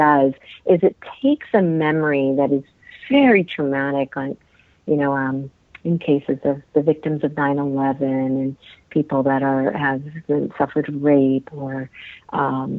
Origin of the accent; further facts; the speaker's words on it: India; moved away; I come from India